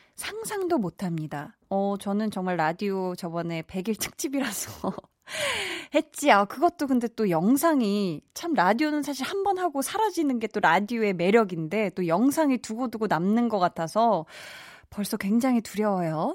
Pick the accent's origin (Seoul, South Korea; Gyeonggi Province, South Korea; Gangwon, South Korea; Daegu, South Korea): Seoul, South Korea; 저도 어렸을 때 제가 태어나서 쭉 중학교 2학년 때까지 나고 자란 동네가 있어요. 암사동에 굉장히 작은, 음, 동네인데